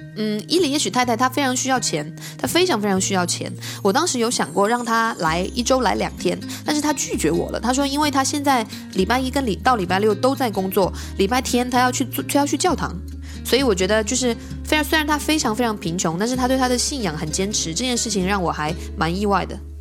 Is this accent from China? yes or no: yes; Huizhou, Guangdong, China; moved away as an adult; also born or lived in Beijing / Shanghai; now in Brazil; 我是一个来自比较小的城市的人，我来自广东惠州